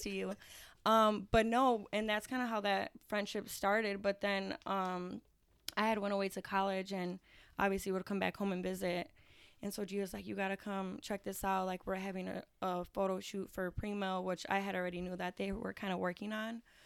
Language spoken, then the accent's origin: English; Aurora, United States; I am from the East Side of Aurora.